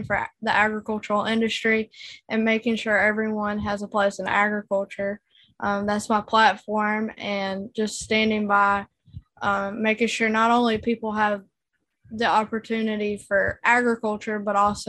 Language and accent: English; Youngsville, North Carolina, United States; I'm from Youngsville, North Carolina.